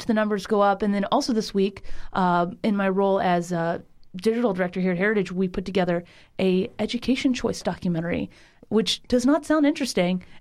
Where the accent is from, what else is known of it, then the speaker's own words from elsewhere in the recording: Florida, United States; now in Washington, D.C., United States; I'm originally from Florida